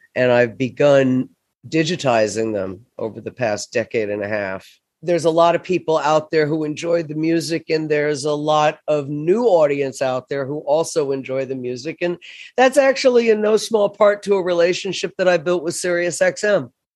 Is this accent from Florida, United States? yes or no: yes; Florida, United States; moved away as an adult; also born or lived in New York City; to New York City from my hometown in Florida